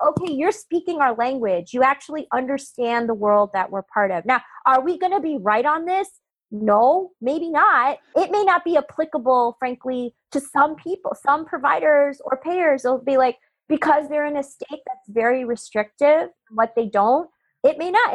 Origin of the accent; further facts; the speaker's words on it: Chicago, Illinois, United States; I grew up in Chicago